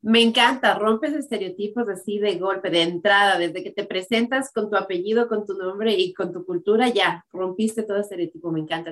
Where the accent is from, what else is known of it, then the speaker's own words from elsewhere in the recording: Ecuador; moved away as an adult; yo también habiendo crecido en el Ecuador, habiendo vivido en el Ecuador hasta que tenía 20 años